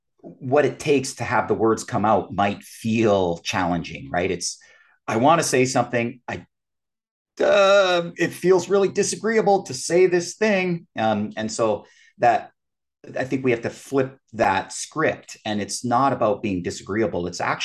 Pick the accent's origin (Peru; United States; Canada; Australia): Canada; I'm a Canadian.